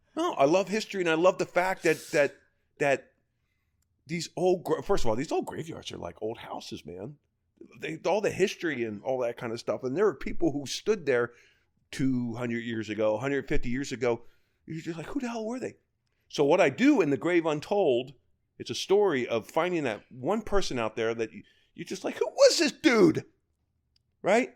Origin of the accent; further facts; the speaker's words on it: Baltimore, Maryland, United States; moved away; I'm from Baltimore, Kansas. Well, two one two two eight